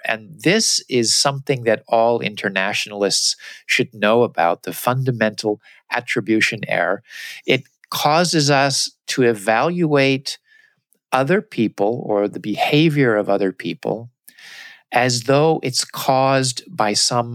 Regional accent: United States; moved away as an adult; also born or lived in Japan; I came with my American cultural glasses. Everything I saw was filtered through my experience as an American

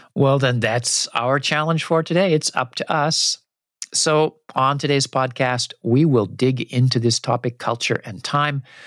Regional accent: United States; also born or lived in Japan; what I grew up with in the US

